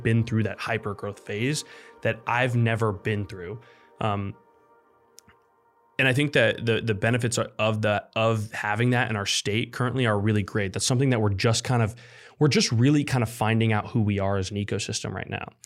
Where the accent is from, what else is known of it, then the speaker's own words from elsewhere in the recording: Nebraska, United States; yeah I'm from Nebraska and what we have is corn, college football, and trucks.